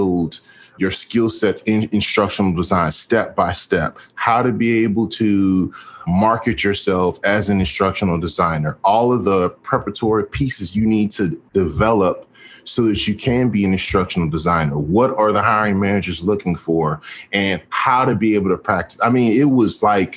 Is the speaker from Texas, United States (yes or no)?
yes; Houston, Texas, United States; I am from Houston, Texas